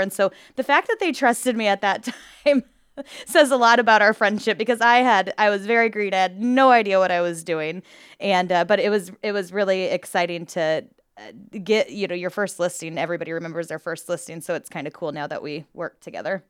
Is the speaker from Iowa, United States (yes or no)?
yes; Glenwood, Iowa, United States; also born or lived in Maryville, Missouri; I'm from Glenwood and was moving back from uh, Maryville, Missouri, and was moving back to Glenwood